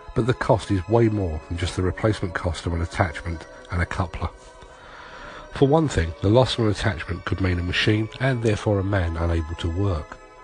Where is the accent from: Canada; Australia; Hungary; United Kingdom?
United Kingdom; London; As a Londoner